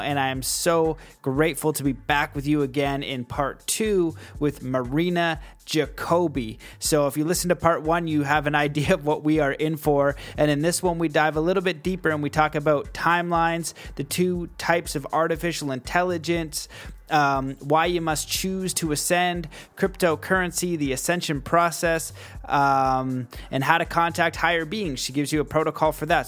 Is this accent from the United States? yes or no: no; Canada; I'm Canadian